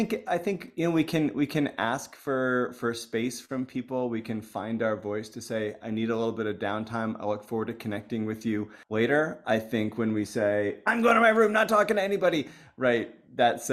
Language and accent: English; United States; I was coming in as an American